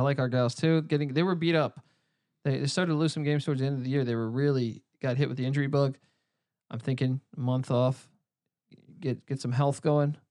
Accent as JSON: {"language": "English", "area": "near George Mason University", "region": "Virginia", "country": "United States", "tie": "born or raised there", "said": "There's George Mason in there. It's not far from my hometown."}